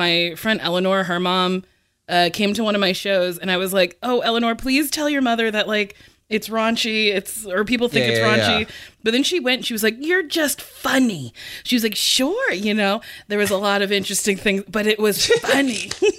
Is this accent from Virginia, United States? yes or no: no; New Jersey, United States; New Jersey.